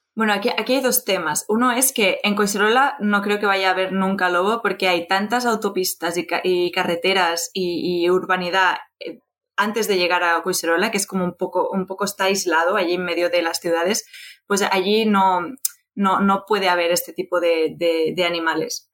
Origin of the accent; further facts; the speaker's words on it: Barcelona, Catalonia, Spain; soy de Barcelona